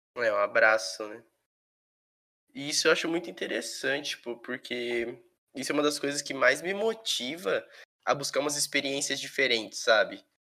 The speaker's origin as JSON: {"language": "Portuguese", "region": "São Paulo", "country": "Brazil", "tie": "born or raised there", "said": "eu sempre morei em São Paulo, é, estado"}